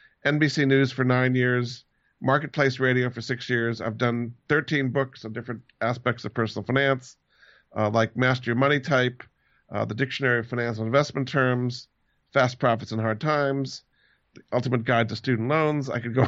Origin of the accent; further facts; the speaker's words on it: Rhode Island, United States; I grew up in Rhode Island, went to Moses Brown School, went to Amherst College